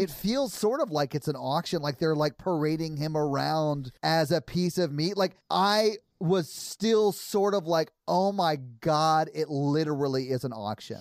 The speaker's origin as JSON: {"language": "English", "town": "Nashville", "region": "Tennessee", "country": "United States", "tie": "born or raised there", "said": "I've born and raised in Nashville"}